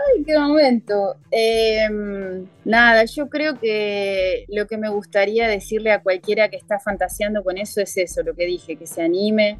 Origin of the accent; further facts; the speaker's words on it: Argentina; moved away as an adult; now in Rio de Janeiro, Brazil; los argentinos, ¿cómo somos?